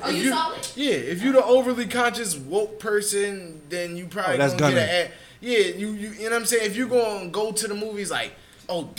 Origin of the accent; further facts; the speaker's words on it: Philadelphia, Pennsylvania, United States; I'm from Logan